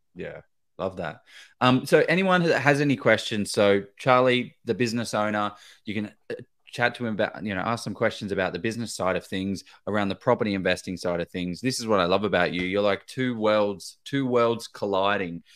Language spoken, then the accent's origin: English; Victoria, Australia; I'm from Victoria